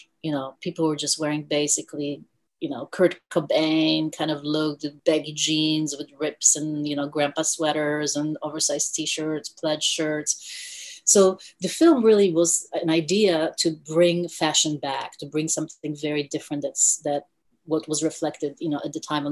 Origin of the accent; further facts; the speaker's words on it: India; also born or lived in Europe / New York; now in Los Angeles, United States; I was born in India